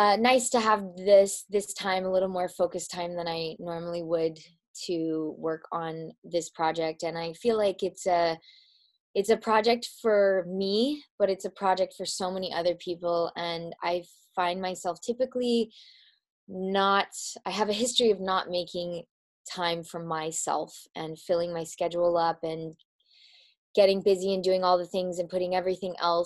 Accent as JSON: {"language": "English", "region": "Midwest", "country": "United States", "said": "I'm from the Midwest"}